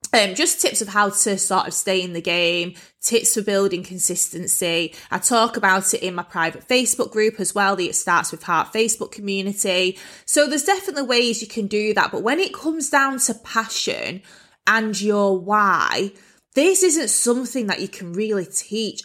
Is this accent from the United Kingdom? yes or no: yes; Bolton, North West England, United Kingdom; moved away; I was actually brought up in quite a rough part of Bolton.